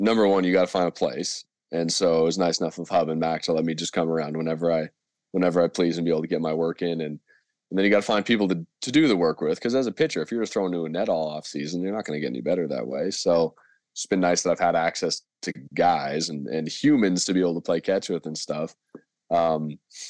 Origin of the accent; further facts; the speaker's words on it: Canada; moved away as an adult; also born or lived in San Francisco, United States; being a Canadian student in the U.S.